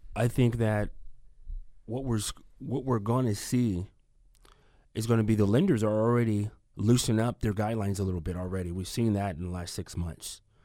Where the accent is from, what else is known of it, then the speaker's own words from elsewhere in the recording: Union City, California, United States; moved away as an adult; now in Fresno, United States; I'm from the East Bay, Union City, Fremont